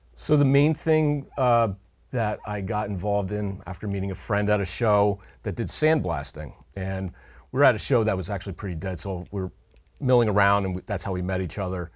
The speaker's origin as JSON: {"language": "English", "area": "Hunterdon County", "region": "New Jersey", "country": "United States", "tie": "born or raised there", "moved": "as an adult", "lives_now": "Upper Bucks County, Pennsylvania, United States", "said": "grew up in Hunterdon County, New Jersey, but for the last fourteen years, I've made my home on the other side of the Delaware River in Upper Bucks County, Pennsylvania."}